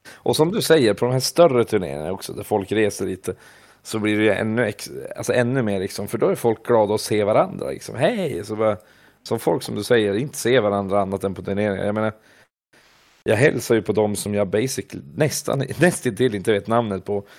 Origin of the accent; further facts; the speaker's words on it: Vilhelmina, Västerbotten County, Sweden; moved away; also born or lived in Umeå; innan dess hade jag ju bara spelat med kompisarna där hemma i Vilhelmina